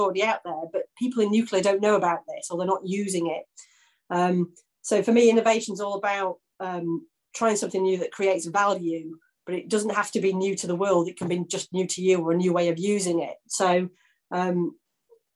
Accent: Yorkshire and the Humber, United Kingdom; I'm from Yorkshire

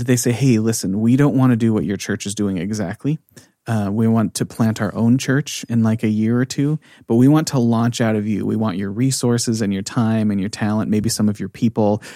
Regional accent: United States; moved away as an adult; also born or lived in California; now in Norway

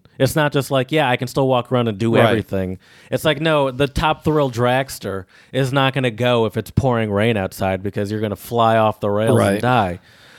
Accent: Detroit, Michigan, United States; Chad and I, we're from Michigan, sort of the Metro Detroit.

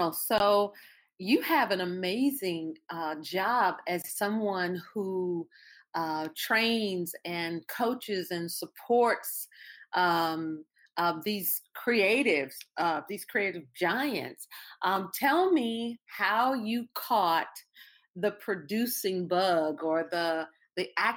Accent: Louisiana, United States; I'm from Louisiana

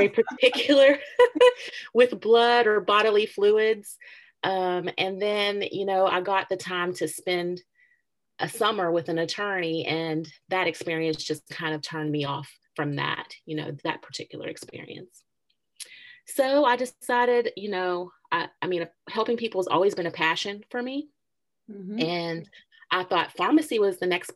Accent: Charleston, West Virginia, United States; I'm actually was born and bred in Charleston, more specifically the east end of Charleston, West Virginia. So all the way from birth until now, I have resided in the Kanawha Valley area.

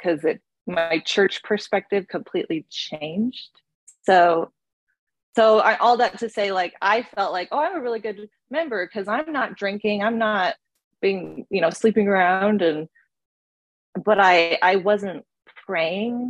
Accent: Virginia, United States; also born or lived in Provo, Utah / New York City; now in Utah, United States; I am from Virginia

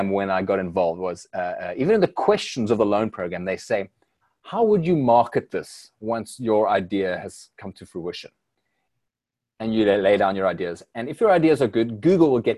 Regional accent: South Africa; as a South African that's grown up through this change in South Africa

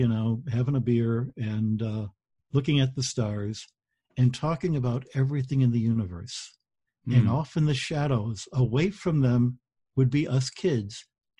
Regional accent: Detroit, Michigan, United States; I grew up in Detroit

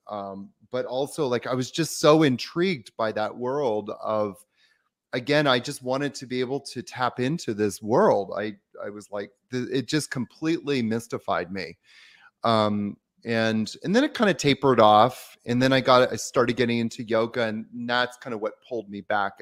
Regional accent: Victoria, British Columbia, Canada; I grew up in Victoria, Canada

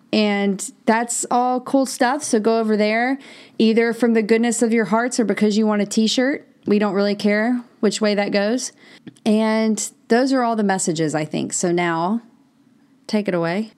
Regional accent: Mississippi, United States; I grew up in Mississippi

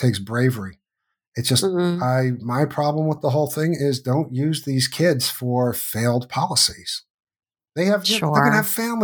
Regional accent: United States; growing up in the United States

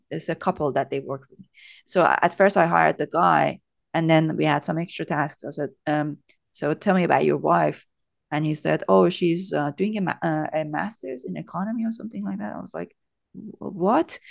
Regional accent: Iran; moved away as an adult; now in United Kingdom; I was born and brought up in Iran. So I came to the U K when I was twenty-three

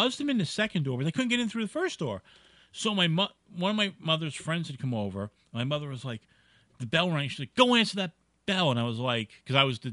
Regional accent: New York City, New York, United States; now in New Jersey, United States; I grew up in Brooklyn

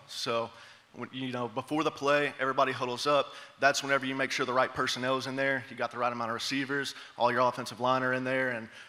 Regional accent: Ashland, Kentucky, United States; moved away as an adult; also born or lived in Lexington, Kentucky; now in Murray, United States; I come here from Ashland, Kentucky. Shout out 606.

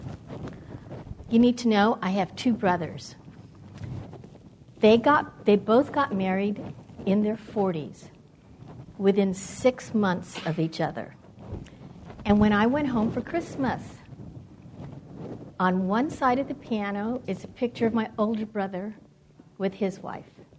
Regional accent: California, United States; moved away as an adult; also born or lived in East Coast; I grew up in California

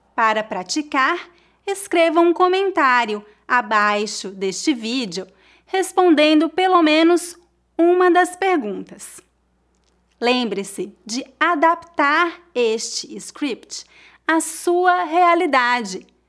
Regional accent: Brazil; now in Brooklyn, United States; Eu sou brasileira, mas eu moro nos Estados Unidos.

